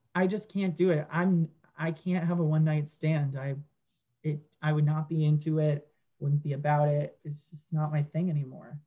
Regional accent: Westchester, New York, United States; moved away as an adult; I grew up and lived in Westchester until literally August of this year

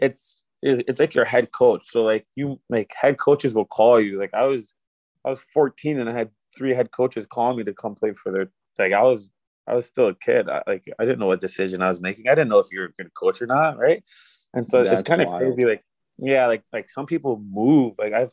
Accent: United States; as an American player

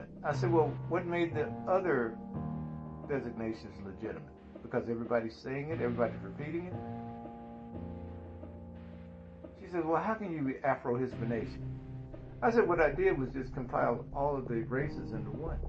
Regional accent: the South, United States; I'm from the South

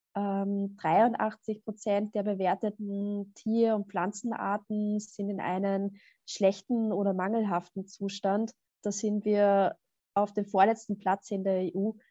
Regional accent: Upper Austria, Austria; Also ich bin ja auch aus Oberösterreich

